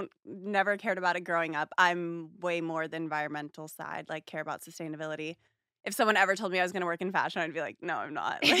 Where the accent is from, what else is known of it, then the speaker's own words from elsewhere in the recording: Half Moon Bay, California, United States; moved away as an adult; also born or lived in Venice, Los Angeles; now in Los Angeles, United States; I'm from Half Moon Bay, California. And similar to Ellie, I just moved to LA once I started going to USC, but now I live in Venice.